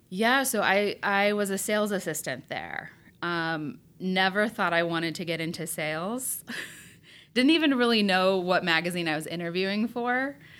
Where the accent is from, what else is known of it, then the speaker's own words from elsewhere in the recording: Berne, Indiana, United States; growing up in Bern, Indiana was great